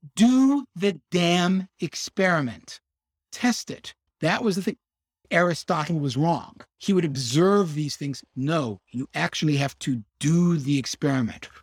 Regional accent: Chicago, Illinois, United States; I grew up in Hyde Park. I'm a Chicago guy.

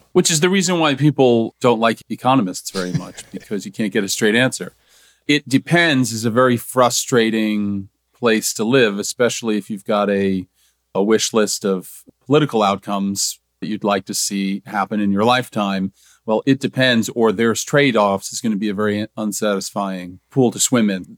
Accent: New Jersey, United States; where I grew up in New Jersey, we called it junior high school

